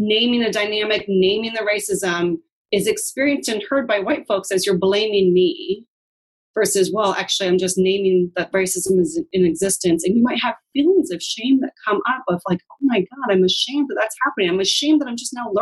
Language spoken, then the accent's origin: English; Seattle, Washington, United States; I grew up in Queen Anne and Ballard. I'm squarely a white Seattleite